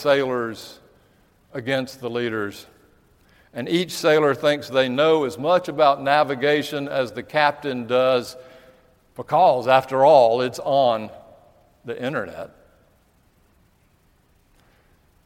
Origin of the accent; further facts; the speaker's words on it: United States; being an American